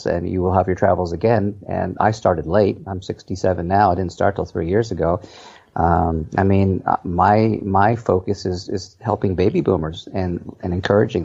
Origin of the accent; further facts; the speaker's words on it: East Coast, United States; moved away as an adult; also born or lived in Orange County, California; Born and raised on the East Coast, moved to California 45 years ago now